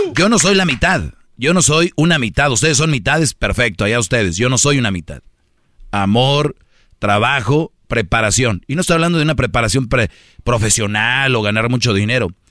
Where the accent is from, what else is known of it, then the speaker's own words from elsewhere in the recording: Monterrey, Nuevo León, Mexico; soy de Monterrey